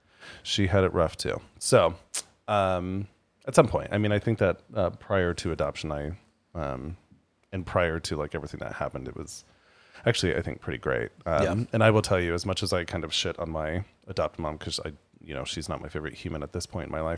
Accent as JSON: {"language": "English", "town": "Berthoud", "region": "Colorado", "country": "United States", "tie": "born or raised there", "said": "Whenever you say, oh, I grew up in Berthoud, people are like, what? Berthoud Pass? And you're like, oh, my God. No, it is a town between Longmont and Loveland, Colorado, not too far from Fort Collins."}